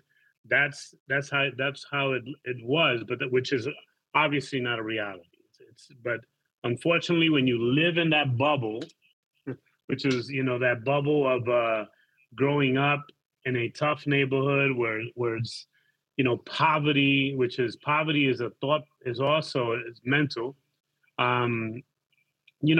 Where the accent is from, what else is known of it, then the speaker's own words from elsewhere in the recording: New York, United States; moved away as an adult; now in Panama City, Panama; I grew up in East Harlem and became a gangbanger